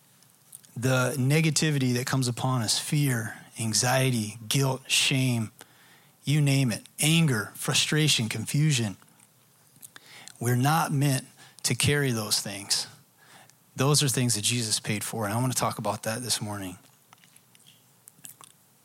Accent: Dallas, Texas, United States; I'm from the Dallas area

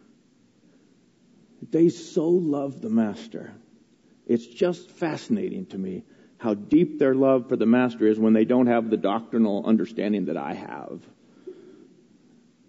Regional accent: United States; I was raised in America

